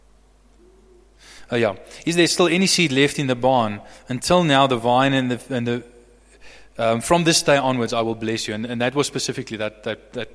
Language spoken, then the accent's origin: English; Bloemfontein, Free State, South Africa; also born or lived in Somerset West / Stellenbosch / Franschhoek; now in Johannesburg, South Africa; I was raised in Bloemfontein